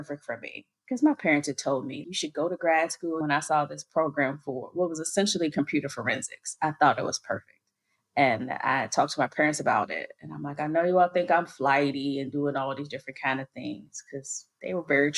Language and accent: English; Chicago, Illinois, United States; moved away as an adult; also born or lived in Washington, D.C.; now in Paris, France; born and raised in Chicago, Illinois